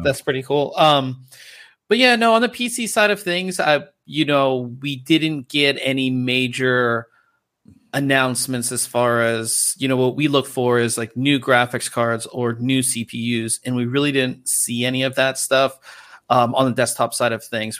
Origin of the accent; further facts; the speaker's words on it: Pittsburgh, Pennsylvania, United States; now in Southern California, United States; back home in Pittsburgh